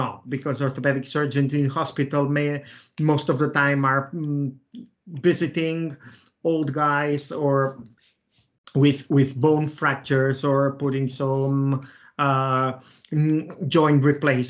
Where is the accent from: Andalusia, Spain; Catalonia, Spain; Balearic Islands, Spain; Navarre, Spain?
Catalonia, Spain; Reus; now in Barcelona, Spain; I'm from Reus. Reus is a small. It's a small town, 100 kilometers south from Barcelona.